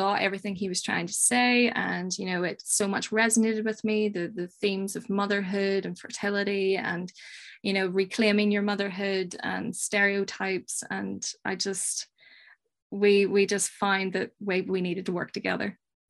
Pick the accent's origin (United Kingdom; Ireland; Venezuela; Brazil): Ireland; Well, you know, growing up in Ireland, you're surrounded by these ghostly stories and monsters.